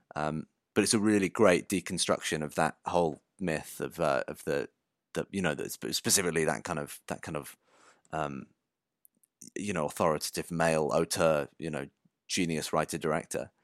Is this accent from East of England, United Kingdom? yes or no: no; Shropshire, West Midlands, United Kingdom; I grew up in Shropshire in the middle of the countryside.